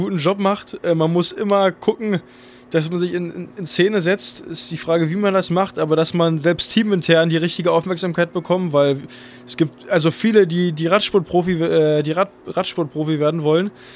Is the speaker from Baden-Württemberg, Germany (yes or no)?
no; Berlin, Germany; also born or lived in Cologne; meine Heimat ist auf jeden Fall Berlin